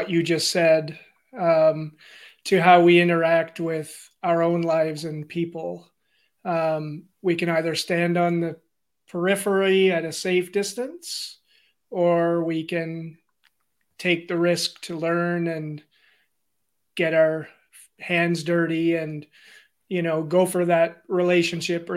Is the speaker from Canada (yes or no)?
yes; Mattawa, Ontario, Canada; I'm originally from Northern Ontario. I'm born and raised in Mattawa